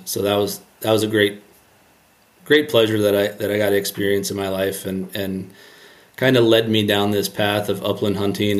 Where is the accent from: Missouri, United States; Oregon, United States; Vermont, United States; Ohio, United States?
Ohio, United States; And I'm biased towards that because I'm from Ohio and, you know, there's a lot of fish there, and it's definitely a great fishery.